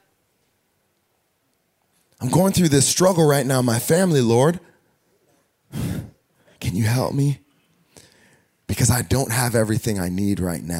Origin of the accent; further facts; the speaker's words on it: United States; we're American